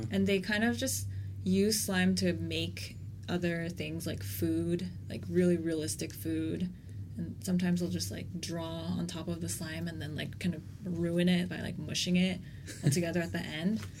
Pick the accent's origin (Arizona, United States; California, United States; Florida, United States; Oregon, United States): California, United States; also born or lived in Korea; beginning with my family's journey immigrating to Texas from Korea and then like kind of growing up in California but also like moving back and forth between Korea and America and moving back to Korea like as an adult